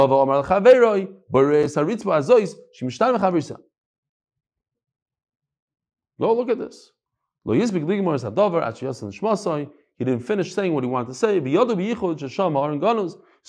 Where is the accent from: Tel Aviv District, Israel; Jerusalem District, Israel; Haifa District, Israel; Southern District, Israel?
Jerusalem District, Israel; Beth Shemesh; So, Stam, real quickly, because we're from Beth Shemesh.